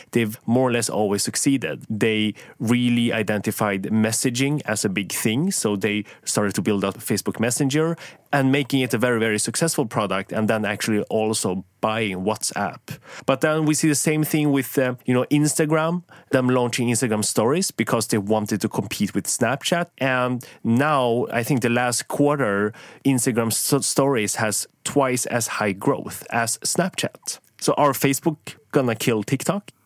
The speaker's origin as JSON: {"language": "English", "country": "Sweden", "tie": "born or raised there", "said": "I grew up in Sweden"}